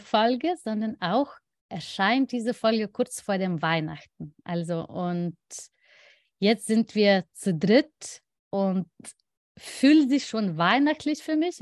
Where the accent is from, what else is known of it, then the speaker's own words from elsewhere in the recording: Lithuania; German is a second language; moved away as an adult; now in Germany; mein Heimatland